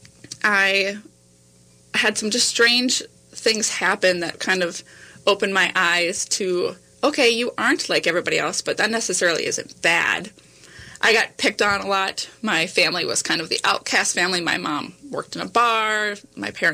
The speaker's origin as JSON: {"language": "English", "region": "North Dakota", "country": "United States", "tie": "born or raised there", "said": "growing up in North Dakota"}